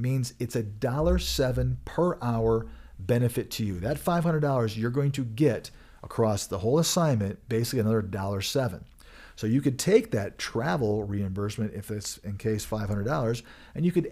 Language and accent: English; Michigan, United States; moved away; I am from Michigan originally